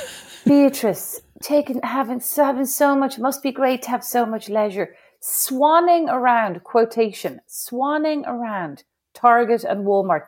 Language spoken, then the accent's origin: English; Ireland; moved away as an adult; as an Irish woman